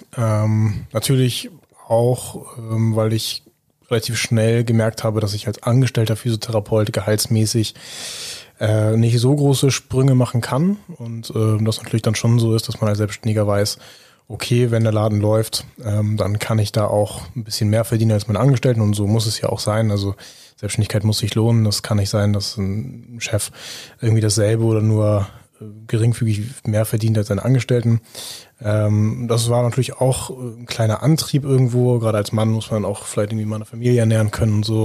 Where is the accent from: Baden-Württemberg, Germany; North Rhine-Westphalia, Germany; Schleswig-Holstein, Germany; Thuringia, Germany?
Schleswig-Holstein, Germany; Büsum; in meiner Heimatstadt in Büsum